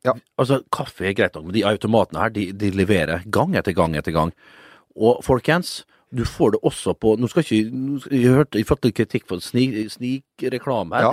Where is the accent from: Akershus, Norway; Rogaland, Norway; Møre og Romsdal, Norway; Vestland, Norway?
Møre og Romsdal, Norway; Vestnes; moved away; på gutterommet hjemme på Vestnes.